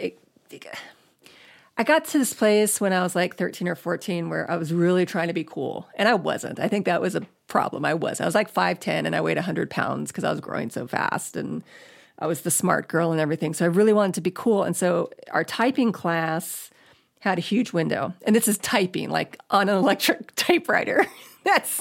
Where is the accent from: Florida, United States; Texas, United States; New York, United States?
Florida, United States; Space Coast; moved away as an adult; now in Los Angeles, United States; I grew up in Florida. I grew up on the Space Coast